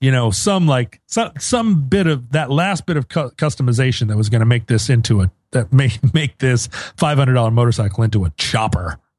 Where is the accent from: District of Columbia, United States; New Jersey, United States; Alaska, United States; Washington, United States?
Alaska, United States; Anchorage; moved away; growing up in Anchorage